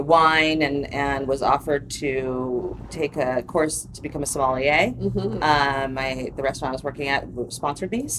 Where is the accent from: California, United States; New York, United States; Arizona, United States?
California, United States; Santa Barbara; now in Los Angeles, United States; I grew up in Santa Barbara